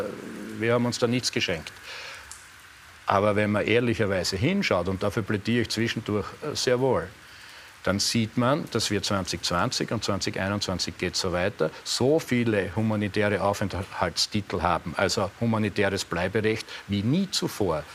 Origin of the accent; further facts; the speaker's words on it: Eastern Styria, Austria; in der Oststeiermark, wo ich aufgewachsen bin